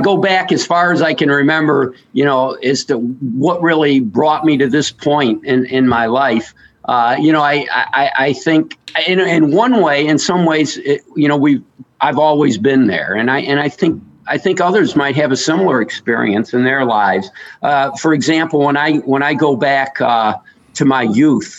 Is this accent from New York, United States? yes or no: yes; New York, United States; I grew up in New York State